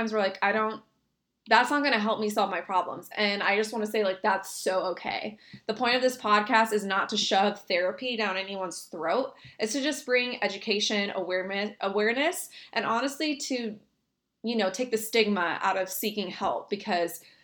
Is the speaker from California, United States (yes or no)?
no; Texas, United States; I was born in Texas on the border